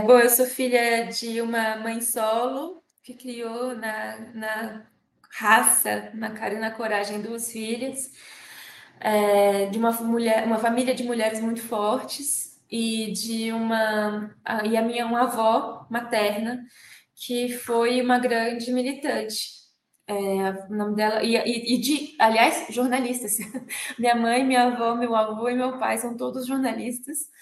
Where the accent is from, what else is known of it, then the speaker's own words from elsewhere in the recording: Brasília, Federal District, Brazil; Eu nasci em Brasília em 15 de novembro de 1988